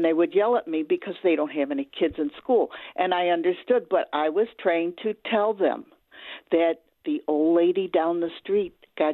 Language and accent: English; Riverside, New York, United States; I was raised in Riverside